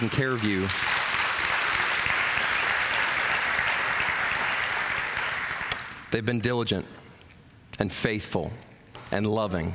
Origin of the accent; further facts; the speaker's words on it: Maryland, United States; now in New Richmond, United States; I'm actually from Maryland